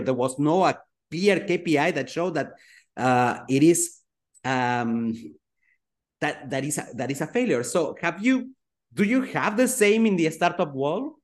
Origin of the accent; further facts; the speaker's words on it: Switzerland; I grew up in Switzerland